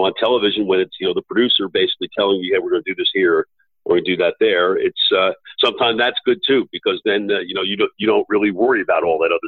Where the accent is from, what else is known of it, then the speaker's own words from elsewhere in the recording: New York, United States; moved away as an adult; now in Dallas, United States; I grew up in New York, and so New York is really meaningful to me.